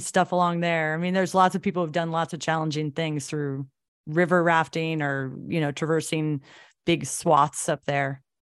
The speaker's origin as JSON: {"language": "English", "town": "Anchorage", "region": "Alaska", "country": "United States", "tie": "born or raised there", "said": "I feel really fortunate to have grown up here and seen all the changes, like you say, coming back to Anchorage."}